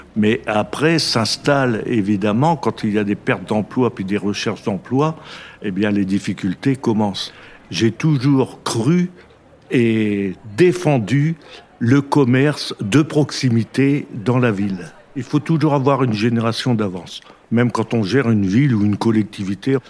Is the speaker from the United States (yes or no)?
no; Chauny, Hauts-de-France, France; Mon histoire avec Chauny commence par ma naissance car je suis né à Chauny